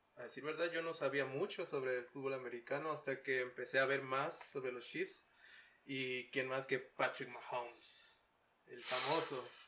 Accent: Mexicali, Baja California, Mexico; also born or lived in Kansas City, Missouri; now in Utah, United States; soy de Mexicali

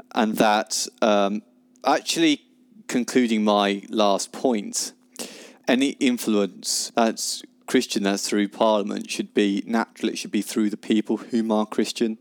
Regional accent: United Kingdom; as being British

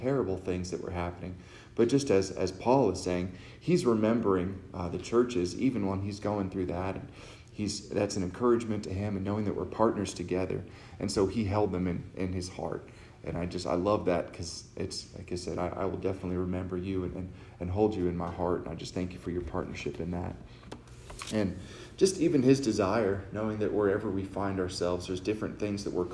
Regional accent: Texas, United States; I'm from Texas. I got a different upbringing from people.

